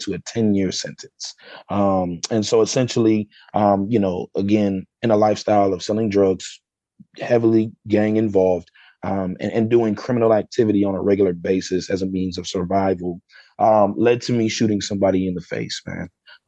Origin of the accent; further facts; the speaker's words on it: Sandusky, Ohio, United States; So I grew up in Sandusky, Ohio. But then I kind of hop, jump, skipped around growing up.